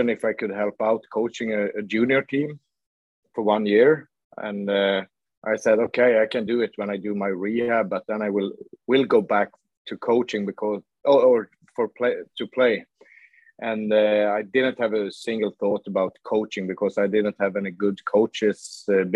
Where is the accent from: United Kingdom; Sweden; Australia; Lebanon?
Sweden; Luleå, Norrbotten County; now in Gothenburg, Sweden; I grew up in Luleå, and it's a city with a steel factory